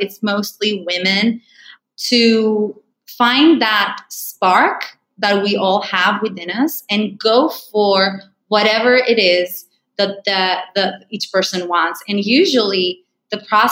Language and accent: English; Greece; moved away; also born or lived in United States; I'm originally from Greece